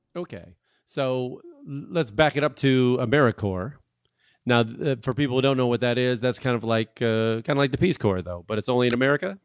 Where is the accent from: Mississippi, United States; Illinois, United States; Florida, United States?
Illinois, United States; Chicago; now in New York, United States; I'm from Chicago